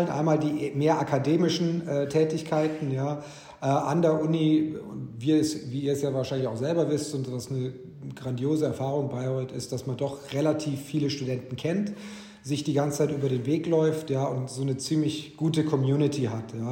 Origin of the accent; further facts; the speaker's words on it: Cairo, Cairo Governorate, Egypt; moved away; also born or lived in Ulm, Germany / Bavarian Swabia, Germany; Ich bin dort aber nicht aufgewachsen, ich bin geboren in Ulm. Meine Kindheitsjahre, die ersten, waren in Bayerisch-Schwaben in der Nähe von Augsburg. Bin aber dann äh, aus familiären Gründen in Ägypten gelandet. Äh, also bin den Großteil meiner Jugend und Kindheit habe ich in Kairo verbracht